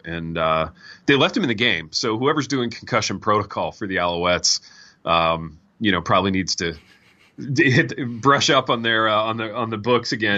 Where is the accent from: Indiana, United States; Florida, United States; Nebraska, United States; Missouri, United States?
Indiana, United States; I grew up in Indiana.